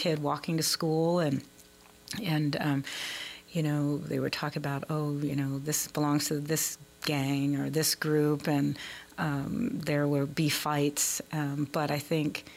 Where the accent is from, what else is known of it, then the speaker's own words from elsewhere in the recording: Philadelphia, Pennsylvania, United States; now in Baltimore, United States; I'm from Philadelphia. I grew up in Philly